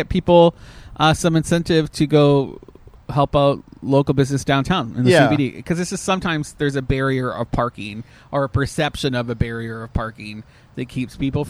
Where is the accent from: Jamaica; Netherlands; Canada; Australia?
Canada; now in United States; as a Canadian